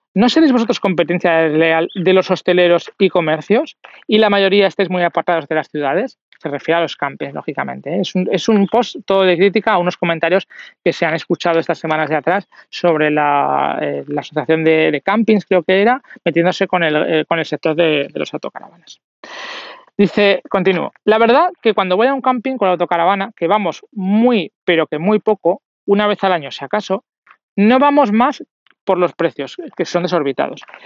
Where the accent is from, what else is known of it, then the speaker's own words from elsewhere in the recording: Zaragoza, Aragon, Spain; yo soy de Zaragoza